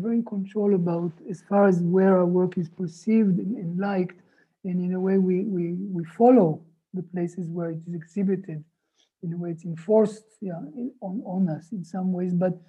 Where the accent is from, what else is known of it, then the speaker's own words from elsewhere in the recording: Israel; moved away as an adult; also born or lived in New York; in our case, growing up in Israel